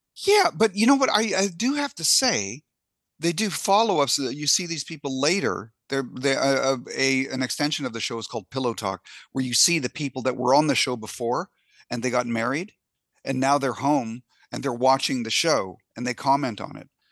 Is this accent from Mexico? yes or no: no; Canada; now in United States; I'm Canadian.